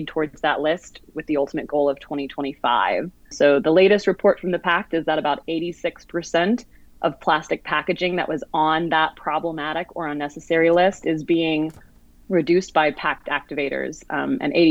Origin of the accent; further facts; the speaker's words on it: Atlanta, Georgia, United States; Atlanta, my hometown